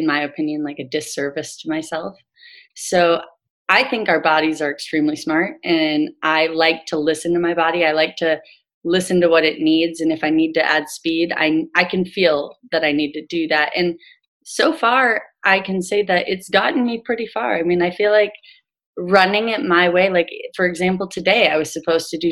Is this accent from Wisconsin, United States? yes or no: yes; Green Bay, Wisconsin, United States; now in Ohio, United States; I'm from Green Bay, Wisconsin. And so I went back home and ran my second one back home